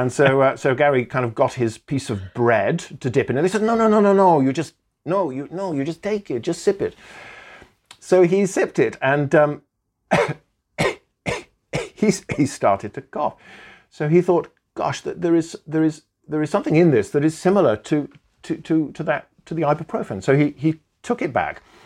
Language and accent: English; Welsh, Wales, United Kingdom; I'm Welsh